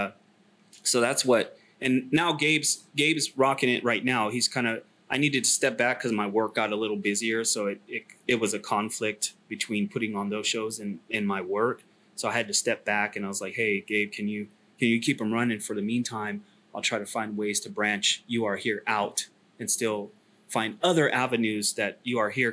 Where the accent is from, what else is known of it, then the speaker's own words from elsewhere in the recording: Sacramento, California, United States; moved away as an adult; also born or lived in China; I was born in Sac. Sac's my hometown